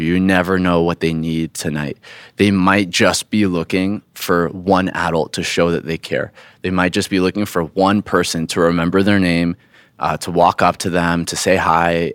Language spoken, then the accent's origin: English; Florida, United States; moved away; I grew up in Florida